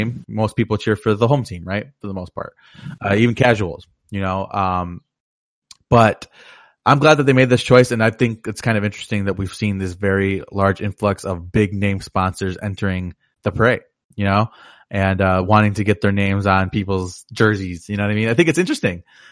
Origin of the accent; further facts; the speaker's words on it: Chicago, Illinois, United States; I'm from Chicago